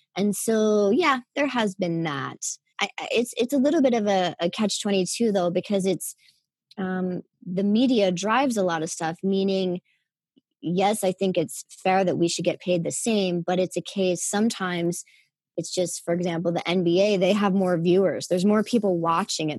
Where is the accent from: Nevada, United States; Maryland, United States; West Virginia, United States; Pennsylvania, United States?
West Virginia, United States; Wheeling; I'm from Wheeling, West Virginia, uh, a small town in West Virginia.